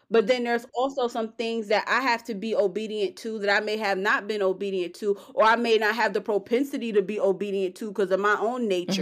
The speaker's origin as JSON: {"language": "English", "region": "New York", "country": "United States", "said": "I'm from New York"}